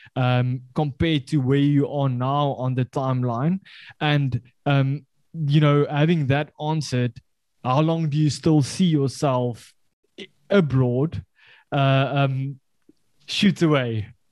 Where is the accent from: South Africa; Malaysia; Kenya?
South Africa; I can I can say it with uh, with proud that I'm from the Afrikaans culture